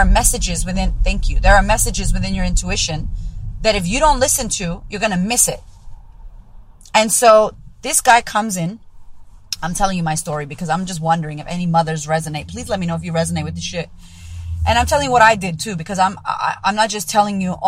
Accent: United States; moved away; I'm pretty American

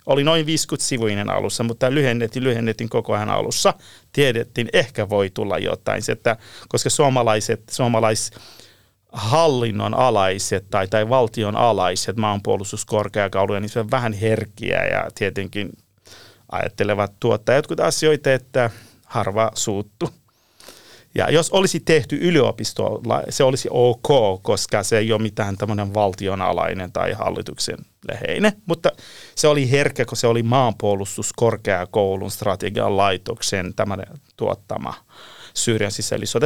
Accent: Iran; Finnish is a second language; moved away as an adult; now in Helsinki, Finland; mä olen Lähi-idästä kotoisin, alun perin Iranista

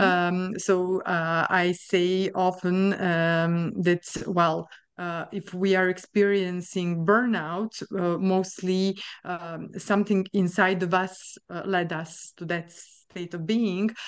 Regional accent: Sombor, Vojvodina, Serbia; moved away as an adult; also born or lived in Novi Sad, Serbia / France; now in Luxembourg; I was born in Serbia, uh, and I finished my studies, uh, of psychology in Novi Sad in Serbia as well

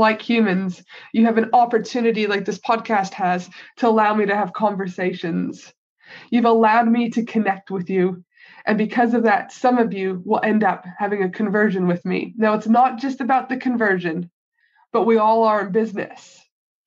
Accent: Canada; now in Australia; my home country of Canada

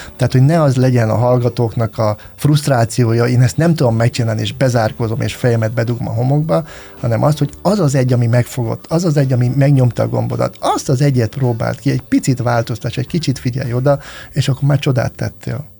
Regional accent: Hungary; amikor mi felnőttünk Magyarországon

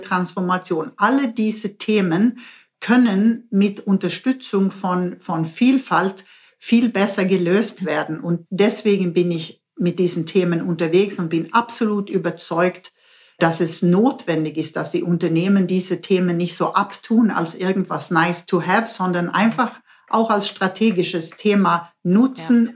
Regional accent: Sweden; German is a second language; moved away as an adult; now in Baden-Württemberg, Germany; ich bin Schwedin

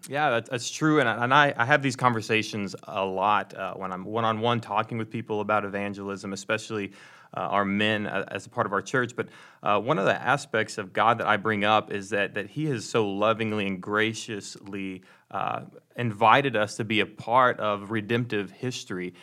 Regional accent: Dallas, Texas, United States; moved away; I'm originally from the Dallas, Texas area

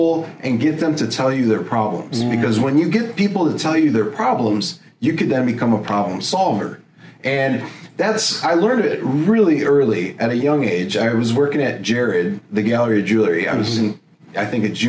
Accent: Elgin, Illinois, United States; moved away; back where I grew up in Elgin, Illinois

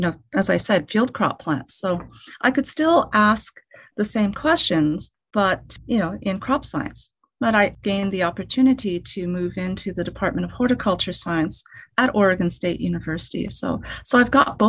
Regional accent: Canada; I was born and raised in Canada

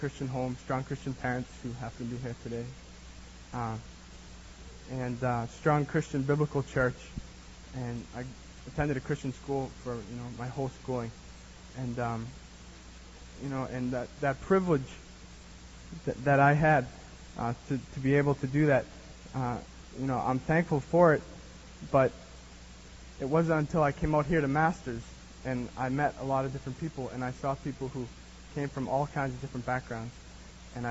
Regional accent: Boston, Massachusetts, United States; moved away as an adult; now in California, United States; I'm from Massachusetts, Boston, Massachusetts, great place

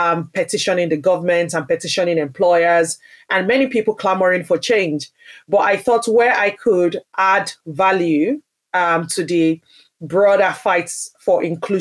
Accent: Nigeria; now in United Kingdom; I grew up in Nigeria, which is a majority Black country

